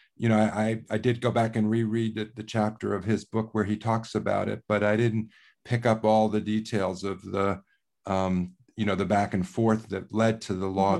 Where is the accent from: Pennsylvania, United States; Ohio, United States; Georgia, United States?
Ohio, United States; my home state of Ohio